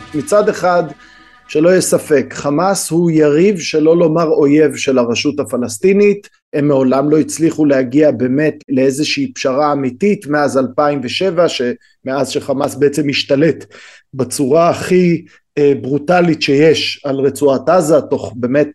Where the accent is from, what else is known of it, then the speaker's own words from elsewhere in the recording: Israel; אנחנו כישראלים